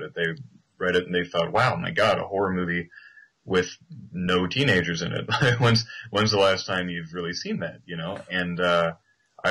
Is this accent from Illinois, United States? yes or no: yes; southern Illinois, United States; I grew up in the Midwest in the States. You know, I grew up in a southern area of Illinois